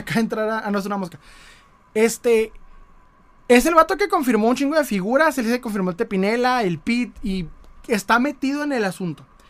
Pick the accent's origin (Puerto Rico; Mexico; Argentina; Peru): Mexico; como buen mexicano